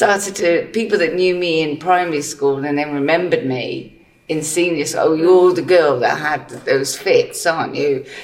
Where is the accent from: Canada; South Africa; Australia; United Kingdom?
United Kingdom; England; born or raised there; also born or lived in Malta